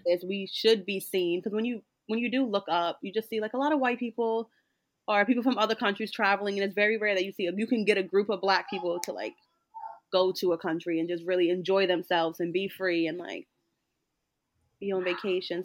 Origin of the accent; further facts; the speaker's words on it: Newport, Rhode Island, United States; I'm from Rhode Island, but I'm also from a small town in Rhode Island, which is Newport